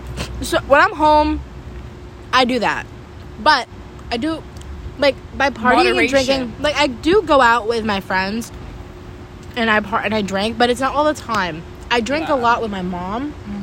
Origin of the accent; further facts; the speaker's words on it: New Jersey, United States; For me, she says I'm from New Jersey, and I'm like, everyone I have talked to, they said I don't sound like I'm from New Jersey.